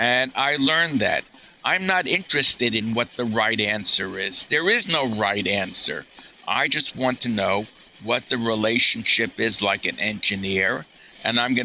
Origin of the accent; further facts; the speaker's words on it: New York, United States; I'm a New Yorker.